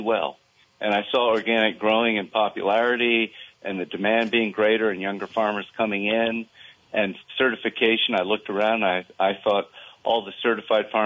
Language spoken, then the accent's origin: English; Vermont, United States; I was from Vermont